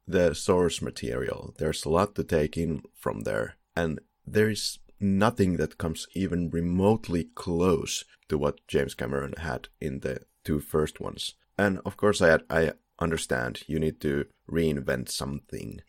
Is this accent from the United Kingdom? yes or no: no; Finland; English is a second language; we're both from Finland, so yeah, we have an accent